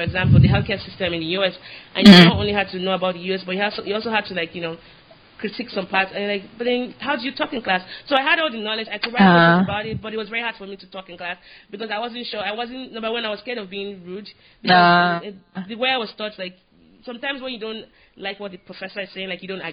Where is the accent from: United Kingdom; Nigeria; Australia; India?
Nigeria; now in United States; I'm Nigerian